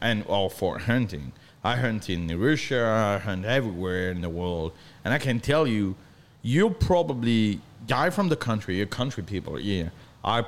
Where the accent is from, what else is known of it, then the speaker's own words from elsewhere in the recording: northern France, France; English is a second language; moved away as an adult; now in Weatherford, United States; I'm from North France